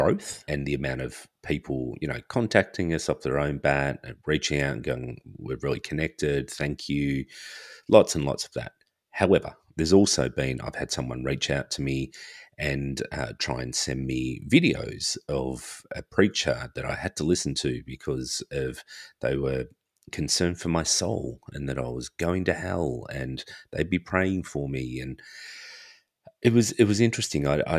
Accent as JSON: {"language": "English", "country": "Australia", "tie": "born or raised there", "also_born_or_lived": "far north Queensland", "said": "being a child growing up in Australia, always out in the sun, and also lived in far north Queensland for 11 years."}